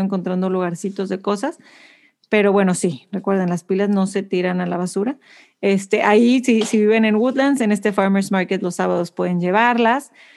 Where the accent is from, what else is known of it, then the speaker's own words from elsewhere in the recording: Monterrey, Nuevo León, Mexico; now in Houston, United States; siempre me recuerda de donde yo soy, porque Monterrey es igualito